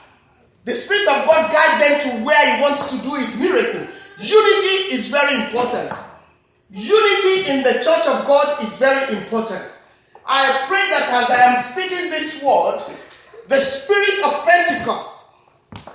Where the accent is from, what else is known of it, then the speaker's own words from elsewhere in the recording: Nigeria; I'm a Nigerian, I've got accent